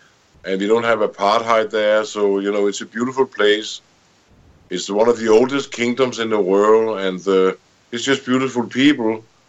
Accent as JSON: {"language": "English", "country": "Denmark", "moved": "yes", "lives_now": "Spain", "said": "I'm from Denmark."}